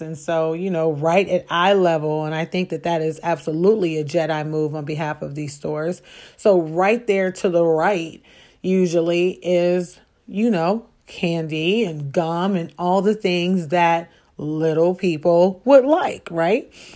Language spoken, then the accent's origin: English; Chicago, Illinois, United States; I grew up on the south side of Chicago